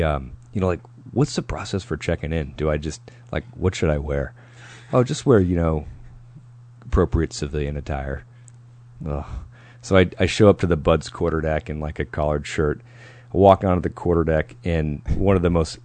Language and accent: English; New Hampshire, United States; I'm from New England, New Hampshire.